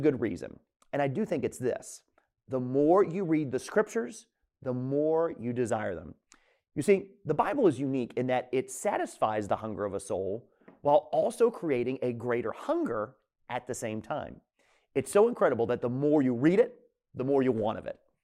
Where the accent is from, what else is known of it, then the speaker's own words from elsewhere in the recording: Tampa, Florida, United States; moved away as an adult; now in New England, United States; I was born and raised in Tampa, Florida